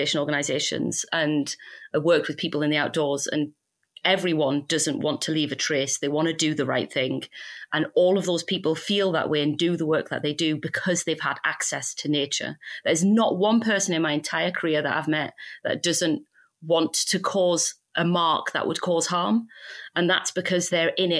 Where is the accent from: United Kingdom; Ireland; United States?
United Kingdom; We're British